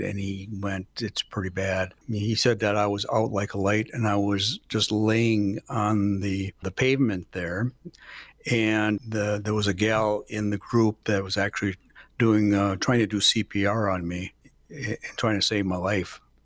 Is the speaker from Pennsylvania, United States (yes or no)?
no; Milwaukee, Wisconsin, United States; moved away as an adult; also born or lived in Menomonie, Wisconsin / Wausau, Wisconsin; now in Rothschild, United States; I'm always been in Wisconsin, but, uh, I'm originally from Milwaukee, Milwaukee, Wisconsin